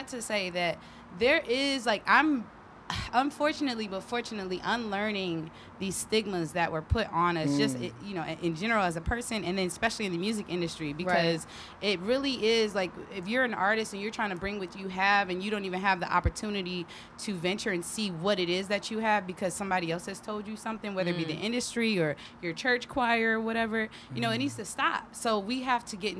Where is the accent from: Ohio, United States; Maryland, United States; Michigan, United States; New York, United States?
Michigan, United States; Detroit; because I'm from Detroit, so Motown is big in my family.